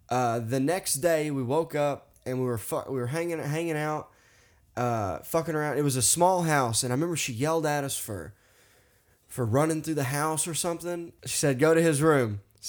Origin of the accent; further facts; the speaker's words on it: Arkansas, United States; I grew up in Arkansas. You can hear my fucking voice.